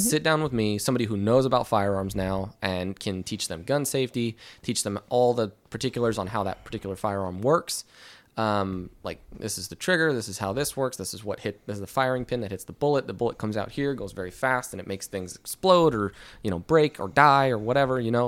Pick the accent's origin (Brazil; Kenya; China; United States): United States; Ventura County, Southern California; moved away as an adult; I grew up in Southern California